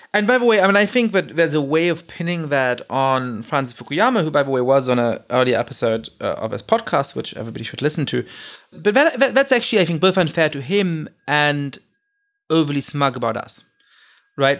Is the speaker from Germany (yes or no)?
yes; Germany; moved away; I grew up in Germany.